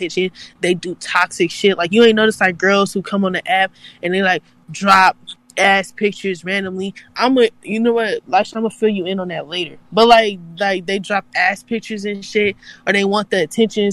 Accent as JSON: {"language": "English", "region": "California", "country": "United States", "said": "I like being from Cali because I'm from California"}